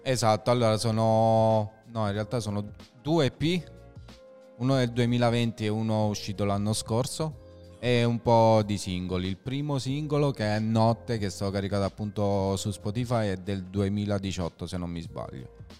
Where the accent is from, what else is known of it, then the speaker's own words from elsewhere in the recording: a village near Lanciano, Abruzzo, Italy; i ragazzi mia, del mio paesello, perché io non so proprio di Lanciano, se è un paese vicino